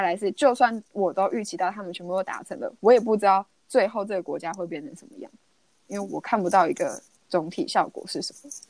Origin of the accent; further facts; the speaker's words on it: Taiwan; 因为毕竟台湾就是市场是真的比较小，我们就是一个小岛国家